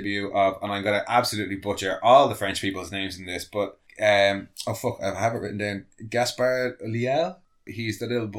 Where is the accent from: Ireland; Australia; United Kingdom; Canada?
Ireland; No, we are pasty Irish folk.